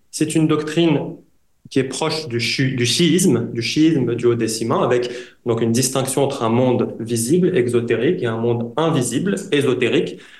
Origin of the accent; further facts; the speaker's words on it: France; also born or lived in Syria; je suis moi-même syrien d'origine, syrien halawite, j'ai grandi en France